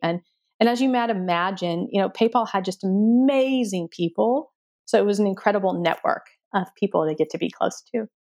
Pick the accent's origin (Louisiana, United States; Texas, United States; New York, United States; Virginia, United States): Texas, United States; moved away as an adult; also born or lived in Stanford, California / Silicon Valley; I grew up in Texas in a small town.